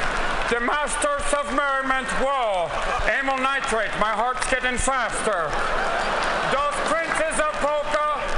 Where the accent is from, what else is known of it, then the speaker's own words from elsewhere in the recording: East Coast, United States; now in Los Angeles, United States; You know, because we're from the East Coast